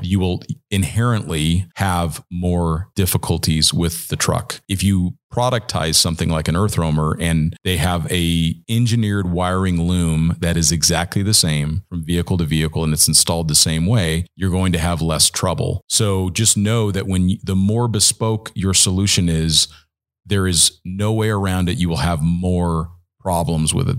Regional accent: Southern California, United States; I grew up in Southern California

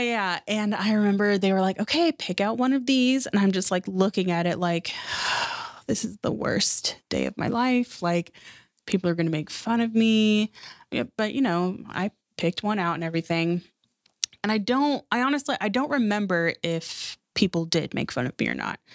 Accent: Seattle, Washington, United States; growing up in Seattle, like, we didn't have a lot of money

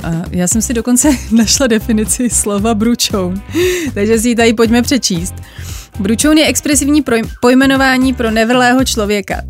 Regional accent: Bohemia, Czechia; also born or lived in Tokyo; tady u nás v Čechách

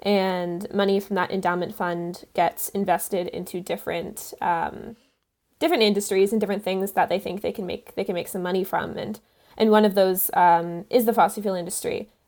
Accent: Canada; I use she, her pronouns. And I'm a Canadian climate activist.

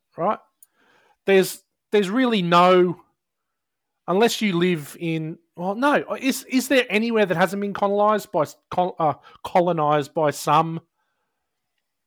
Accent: Australia; I'm Australian

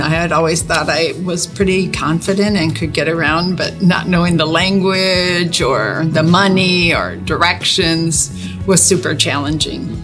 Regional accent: Wheaton, Illinois, United States; moved away as an adult; also born or lived in Greece / Panama; I was born and raised in Wheaton, Illinois

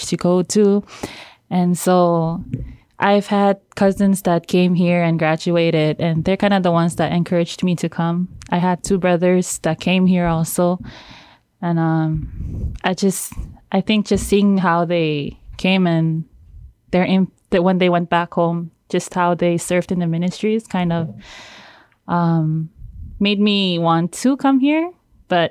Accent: Pohnpei, Micronesia; moved away; I'm from the island of Pohnpei

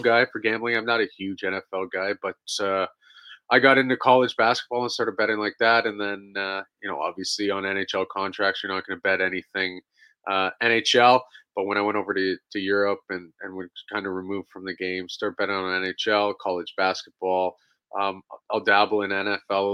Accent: Stratford, Ontario, Canada; I grew up here in Stratford, Ontario. I played for my hometown growing up

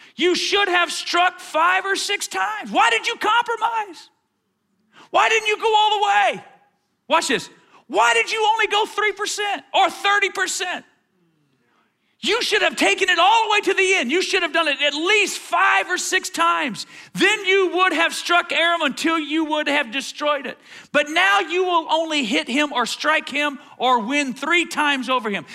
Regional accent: Atlanta, Georgia, United States; I grew up in Atlanta. I went to Dunwoody High School

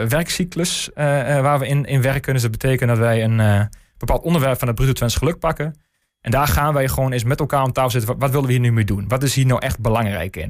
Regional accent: De Lutte, Overijssel, Netherlands; En ik, ik kom zelf uit de Lutte. Ehm, dus echt kind van de regio.

